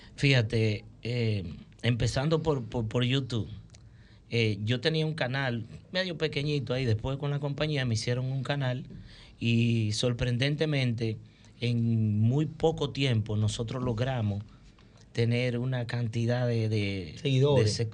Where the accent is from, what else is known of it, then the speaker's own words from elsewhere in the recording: Santiago de los Caballeros, Santiago, Dominican Republic; soy primeramente soy santiaguero